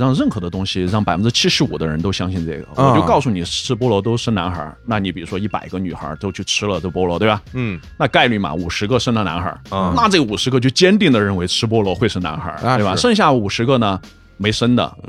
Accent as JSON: {"language": "Chinese", "region": "Sichuan", "country": "China", "also_born_or_lived": "United States", "moved": "yes", "said": "我们四川人"}